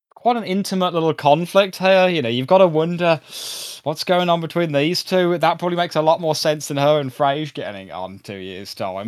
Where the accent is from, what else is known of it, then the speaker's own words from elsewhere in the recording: United Kingdom; we're British